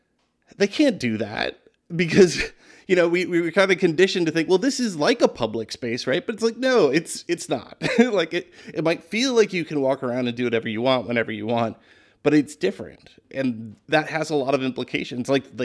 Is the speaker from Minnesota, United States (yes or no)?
yes; Minneapolis, Minnesota, United States; I mean, I grew up in Minneapolis, which has the dubious honor of being like the home to the first big suburban shopping mall and the Mall of America.